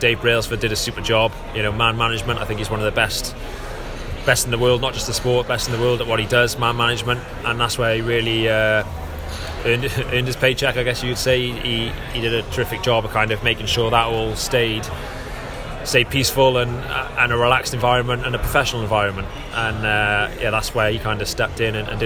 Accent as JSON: {"language": "English", "region": "Wales", "country": "United Kingdom", "said": "me being Welsh and a British athlete"}